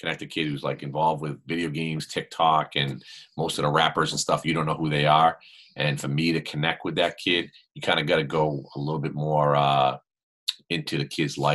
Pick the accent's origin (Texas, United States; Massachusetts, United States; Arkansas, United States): Massachusetts, United States; Boston; I grew up in Boston